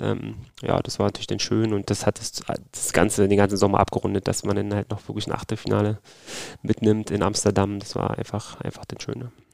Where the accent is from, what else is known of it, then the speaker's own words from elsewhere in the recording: Berlin, Germany; accent: Berliner Slang; Ich wechsle ja ab und zu meinen Berliner Slang